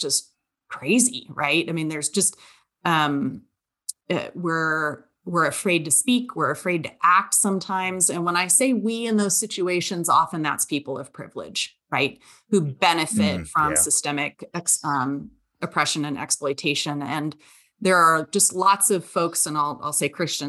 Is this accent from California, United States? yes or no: yes; Southern California, United States; now in West Virginia, United States; I'm from Southern California